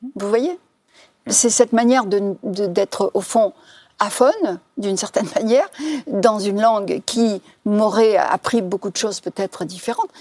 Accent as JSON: {"language": "French", "country": "Algeria", "moved": "as an adult", "lives_now": "France", "said": "je suis algérienne"}